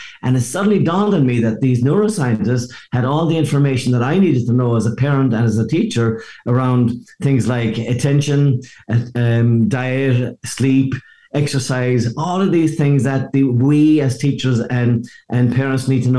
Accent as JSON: {"language": "English", "country": "Ireland", "moved": "as an adult", "lives_now": "Seattle, United States", "said": "the fact that I came from Ireland to Seattle, and I didn't even know Seattle existed. I just happened to end up there by mistake. And I came here for one weekend in 1982, and I'm still here."}